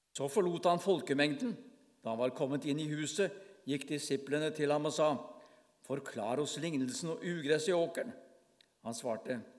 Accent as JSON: {"language": "Norwegian", "town": "Bamble", "region": "Telemark", "country": "Norway", "tie": "born or raised there", "moved": "as an adult", "lives_now": "Farsund, Norway", "said": "Jeg er fra Bamble i Telemark. Det er der jeg vokste opp."}